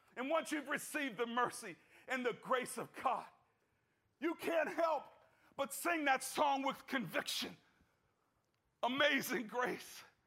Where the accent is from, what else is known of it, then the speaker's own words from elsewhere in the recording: United States; as an American